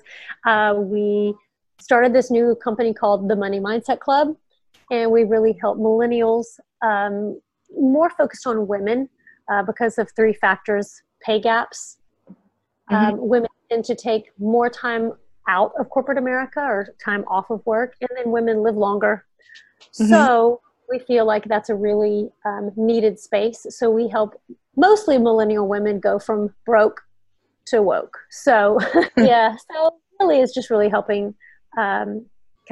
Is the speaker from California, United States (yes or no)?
no; near Houston, Texas, United States; I grew up in Texas, not that far from Houston, a really small town.